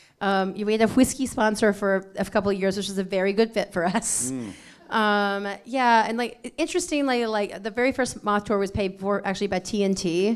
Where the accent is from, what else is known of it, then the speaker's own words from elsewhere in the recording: Alabama, United States; I mean, definitely surrounded by storytellers. You know, like I grew up with like my grandmothers telling like stories